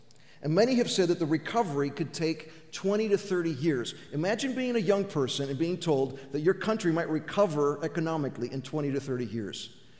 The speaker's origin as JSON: {"language": "English", "country": "Greece", "tie": "born or raised there", "moved": "yes", "said": "Now, my parents came with me to Greece in 1966. So I grew up in Greece, went to Greek schools, and I'm fluent in the Greek language."}